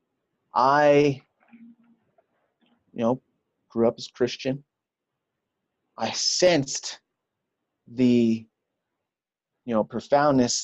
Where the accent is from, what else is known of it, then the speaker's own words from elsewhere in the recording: New York City, New York, United States; also born or lived in Brooklyn, New York; I am born in Brooklyn, raised in Queens. You know, I'm a New Yorker at heart